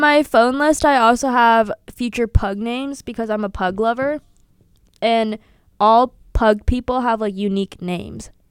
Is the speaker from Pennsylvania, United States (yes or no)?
yes; Sewickley, Pennsylvania, United States; moved away as an adult; now in Milwaukee, United States; I'm from Swickley, P A, in parentheses, outside of Pittsburgh